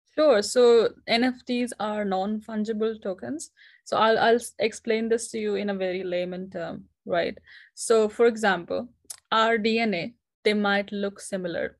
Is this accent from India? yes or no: yes; India; moved away as an adult; now in New Zealand; I'm currently based in New Zealand, but I'm originally from India.